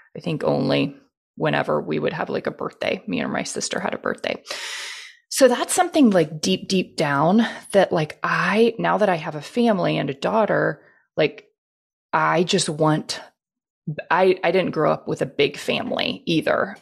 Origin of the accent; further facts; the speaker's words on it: Houston, Texas, United States; I was born and raised in Houston